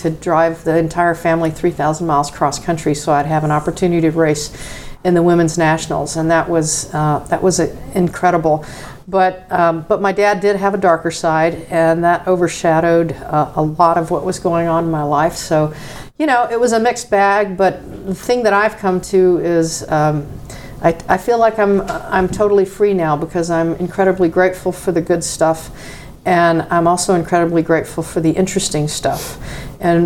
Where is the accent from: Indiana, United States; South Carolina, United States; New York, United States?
South Carolina, United States; growing up in South Carolina, I was the only woman racing motocross against the men